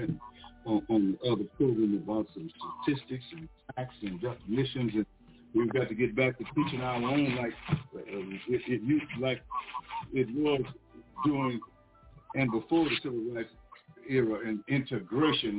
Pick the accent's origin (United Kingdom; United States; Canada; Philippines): United States; Louisiana; I was born in Louisiana, if you got hurt, you had to travel almost 100 miles to the nearest hospital